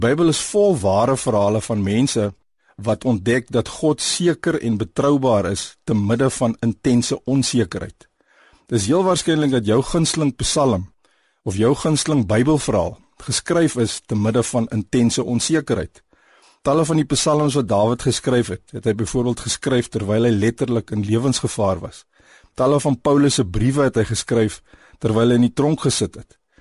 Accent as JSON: {"language": "Afrikaans", "country": "South Africa", "said": "Ons as Suid-Afrikaners"}